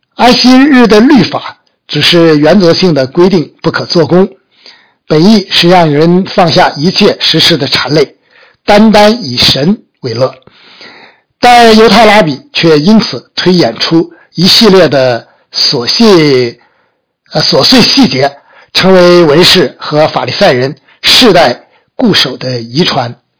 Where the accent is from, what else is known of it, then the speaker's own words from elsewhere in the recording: China; 我们中国人